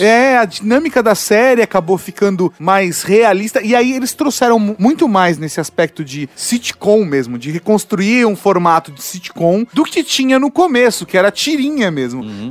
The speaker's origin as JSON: {"language": "Portuguese", "country": "Brazil"}